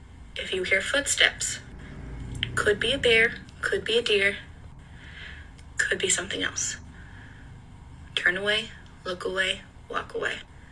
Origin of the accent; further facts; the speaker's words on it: Appalachia, United States; And I grew up in Appalachia.